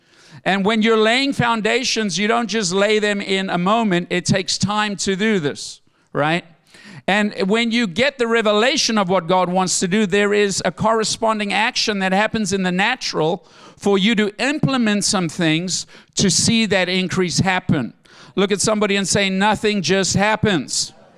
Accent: South Africa; moved away; I came from South Africa with a bag of clothing and $22 in my pocket. That's all I came with.

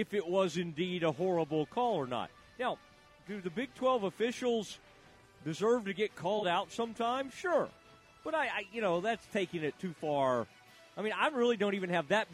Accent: Kaufman, Texas, United States; also born or lived in Waco, Texas; When I was growing up in my hometown, Kauffman, and then when I was at Baylor

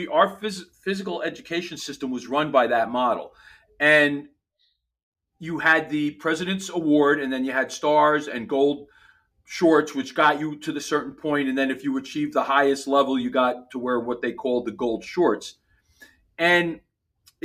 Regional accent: New York City, New York, United States; I grew up in Queens in an apartment

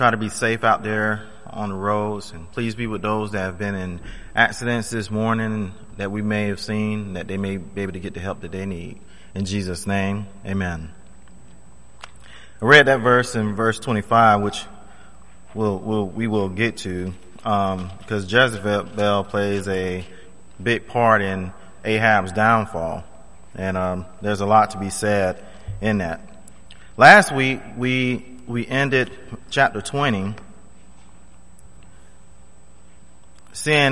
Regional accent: Florida, United States; when I was growing up in Florida

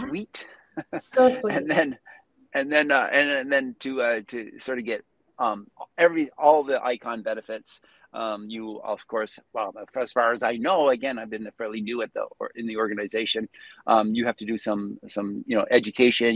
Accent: Prince Edward Island, Canada; now in Calgary, Canada; I'm originally from Prince Edward Island, the far east coast of Canada.

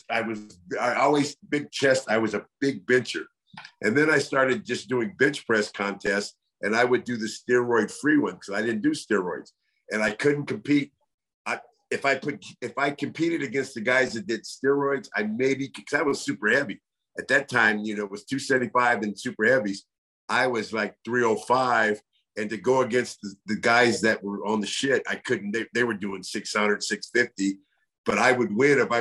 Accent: the Bay Area, Northern California, United States; Growing up in Northern California, the Bay Area, San Francisco, Oakland, San Jose, Sunnyvale

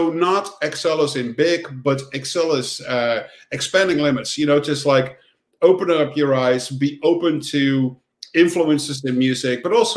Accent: Netherlands; also born or lived in Amsterdam; I grew up on the countryside in the Netherlands

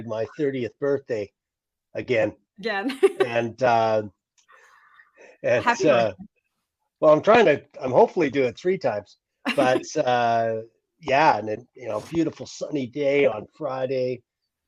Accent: Fort St. John, British Columbia, Canada; also born or lived in Nashville, Tennessee; when I got back home to my hometown after a long career in rock and roll

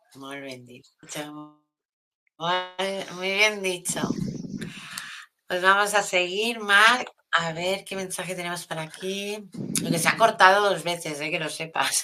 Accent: Catalonia, Spain; soy de aquí, de Cataluña

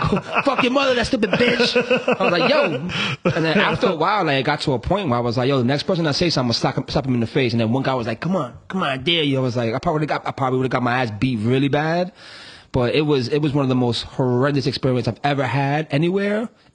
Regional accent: New York City, New York, United States; I'm not from Chicago, I'm from New York, I'm from the Bronx.

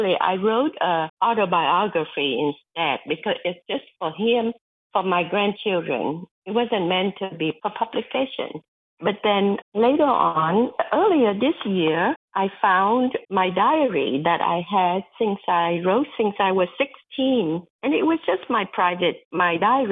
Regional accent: Vietnam; moved away; a little girl growing up in Vietnam during the war and the long road of childhood poverty

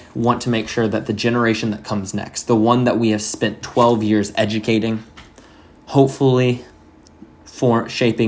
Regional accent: Miami, Florida, United States; now in North Carolina, United States; I grew up in Miami

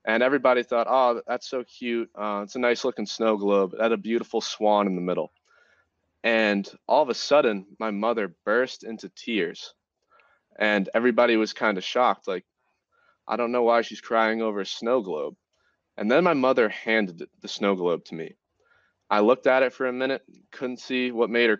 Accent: Massachusetts, United States; moved away as an adult; now in North Carolina, United States; I'm from Massachusetts

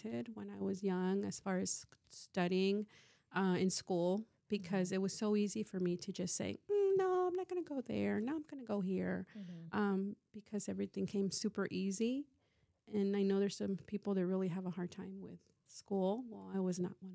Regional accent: California, United States; rather than leaving Northern California, I chose to stay home.

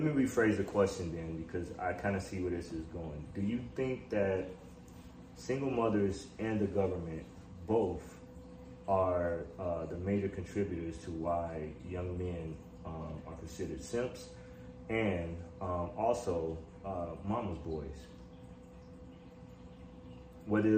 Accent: Chicago, Illinois, United States; I'm from Chicago, born and raised.

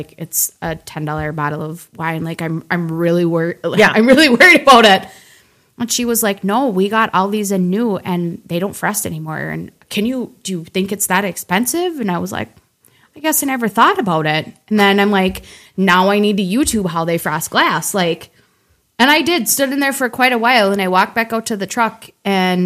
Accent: Willmar, Minnesota, United States; I grew up in Wilmer, Minnesota

